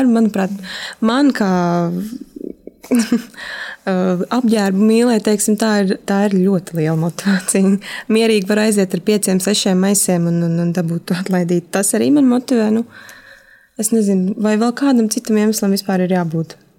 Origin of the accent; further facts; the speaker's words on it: Valmiera, Vidzeme, Latvia; now in Riga, Latvia; es pat neesmu no Rīgas, esmu no Valmieras, un nedēļas nogalēs es braucu uz Valmieru